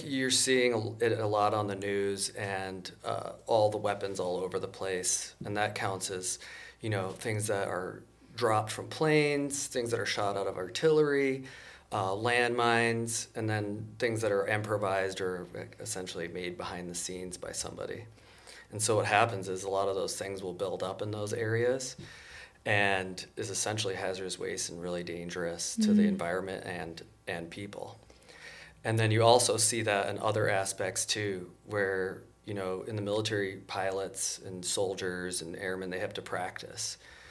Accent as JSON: {"language": "English", "region": "Wisconsin", "country": "United States", "tie": "born there", "also_born_or_lived": "Massachusetts", "said": "Growing up, my dad was a scientist, so I was born in Wisconsin, and then because he was in research science, moved around a little bit. When we lived in Massachusetts, that's when I decided to join the military."}